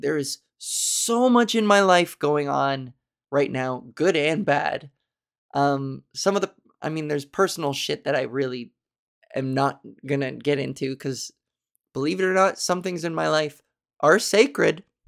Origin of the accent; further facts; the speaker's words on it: Canada; accent: Canadian; I am so Canadian.